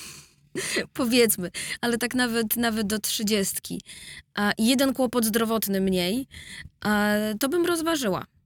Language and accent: Polish; Warsaw, Masovian Voivodeship, Poland; jestem z Grochowa